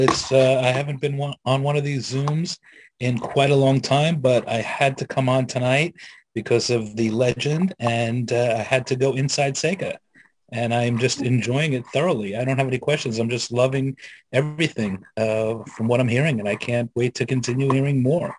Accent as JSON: {"language": "English", "region": "New York", "country": "United States", "said": "I am from New York"}